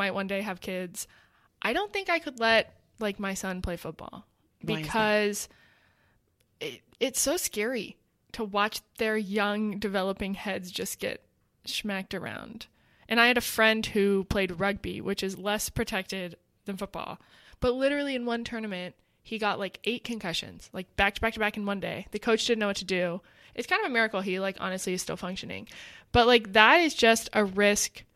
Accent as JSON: {"language": "English", "region": "Texas", "country": "United States", "tie": "born or raised there", "said": "I was raised in Texas"}